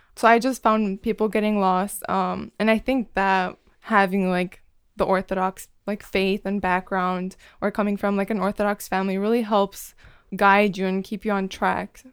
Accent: Chicago, Illinois, United States; moved away as an adult; now in Ann Arbor, United States; I'm from Chicago

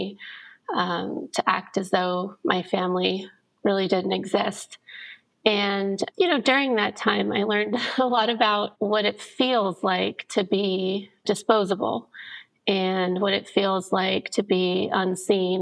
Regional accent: Indianapolis, Indiana, United States; I grew up originally in Indianapolis, Indiana, in an incredibly religious family

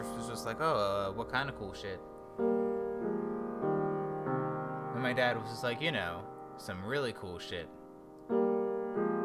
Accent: Philadelphia, Pennsylvania, United States; moved away; We all thought Philly was pretty cool. The three of us lived there our whole lives up to that point. Or at least I did as a child.

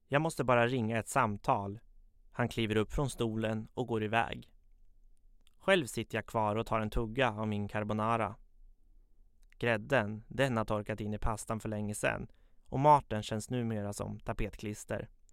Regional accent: Katrineholm, Södermanland, Sweden; Jag är född och uppvuxen i Katrineholm, där jag fortfarande bor

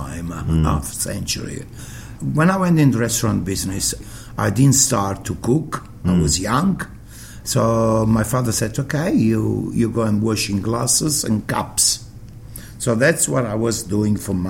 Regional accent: Naples, Campania, Italy; English is a second language; now in Sydney, Australia; When I grew up in Naples

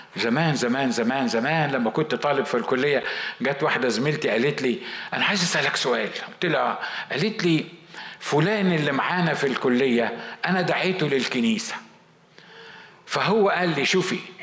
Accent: Egypt; احنا بنقول بالمصري

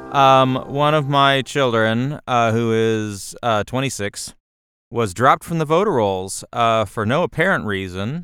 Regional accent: United States; I'm an American

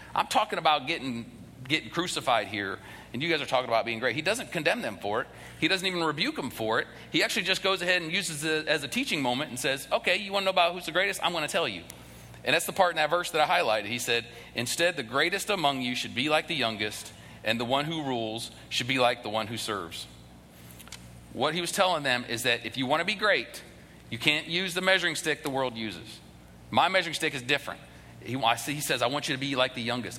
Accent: the North, United States; now in the South, United States; I, am originally from the North

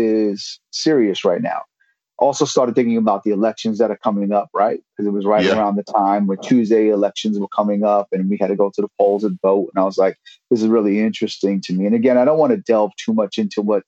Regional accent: New York City, New York, United States; now in Bay Area, United States; growing up in New York City and in Brooklyn, especially

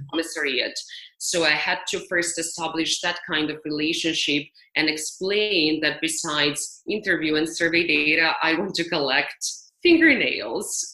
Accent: Serbia; moved away as an adult; also born or lived in United States; I was lucky enough to do my work in my home country where my family and my friends are.

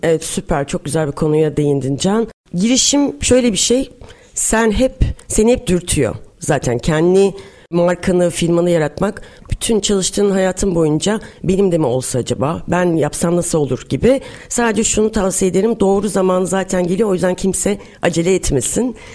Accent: Samsun, Turkey; moved away as an adult; also born or lived in Istanbul; 1981 Samsun'dan oluyum. Senin memleketin aynı memleketinden evet. ve aynı liseden Samsun Lisesi'nden mezun oldum.

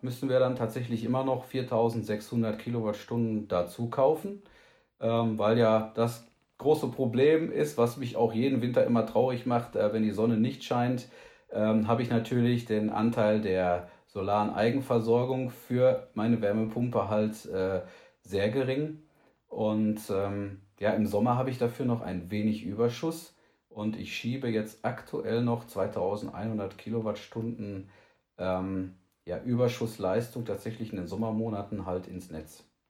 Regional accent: Hagen, North Rhine-Westphalia, Germany; in Hagen in Nordrhein-Westfalen. Ähm, das ist meine Heimatstadt

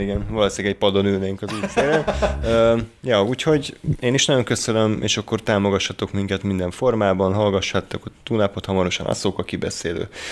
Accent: Hungary; magyarok vagyunk

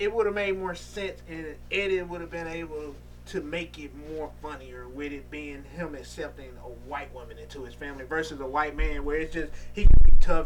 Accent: Mississippi, United States; I'm from Mississippi

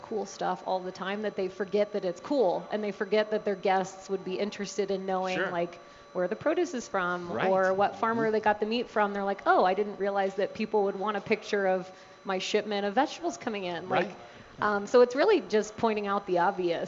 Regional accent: Tennessee, United States; also born or lived in Chapel Hill, North Carolina / Atlanta, Georgia; now in Colorado, United States; I was born in Tennessee, went to UNC Chapel Hill, lived in Atlanta for a couple years

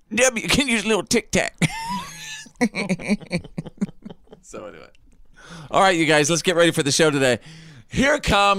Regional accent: Wichita Falls, Texas, United States; also born or lived in Bowie, Texas; He was up in Wichita Falls, Texas, my hometown. I was born in Wichita Falls, Texas, later moved to Bowie, Texas.

